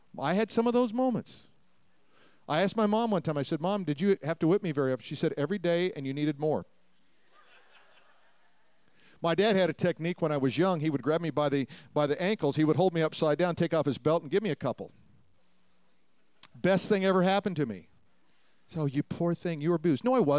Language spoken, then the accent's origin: English; Denver, Colorado, United States; I grew up in Denver